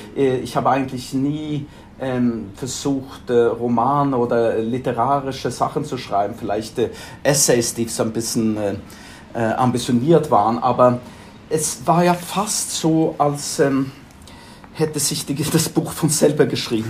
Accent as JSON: {"language": "German", "town": "Stockholm", "region": "Stockholm County", "country": "Sweden", "tie": "born or raised there", "also_born_or_lived": "Frankfurt", "second_language": "German", "moved": "as an adult", "lives_now": "London, United Kingdom"}